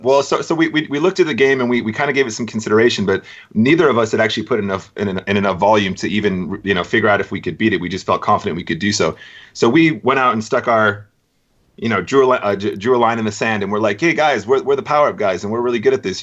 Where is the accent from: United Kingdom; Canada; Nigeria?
United Kingdom; also born or lived in Racine, Wisconsin, United States; I left when I was about eight years old, and I did all my schooling here. And I went to the University of Brighton